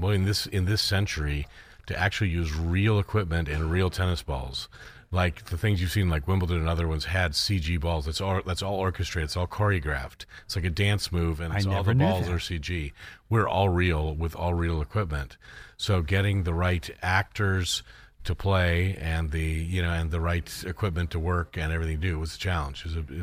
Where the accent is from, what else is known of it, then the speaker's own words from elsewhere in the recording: Akron, Canton, Ohio, United States; So I'm also from Ohio.